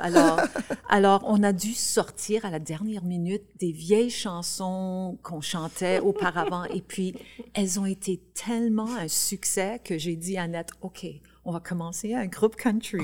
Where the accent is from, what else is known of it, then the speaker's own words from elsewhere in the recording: Saskatchewan, Canada; on vient de la Saskatchewan, qu'on on parle encore en français